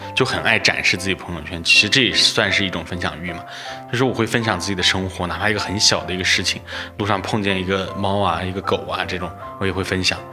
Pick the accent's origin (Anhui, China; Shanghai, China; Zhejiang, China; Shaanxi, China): Anhui, China; now in Chengdu, China; 我是，呃，老家安徽的